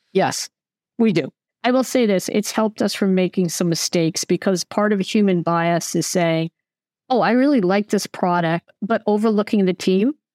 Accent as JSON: {"language": "English", "country": "United States", "moved": "yes", "said": "I'm American"}